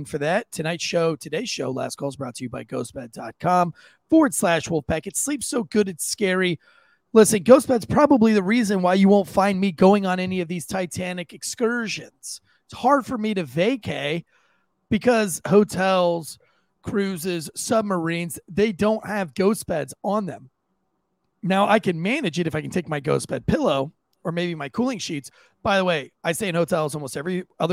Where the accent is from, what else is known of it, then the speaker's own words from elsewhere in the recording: Florida, United States; I grew up surfing in Florida before I joined the military